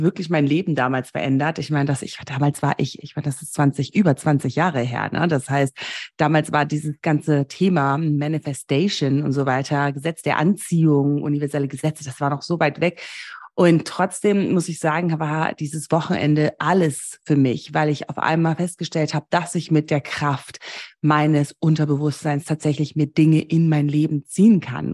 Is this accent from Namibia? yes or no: yes; Namibia; moved away; Ich bin ja in Namibia groß geworden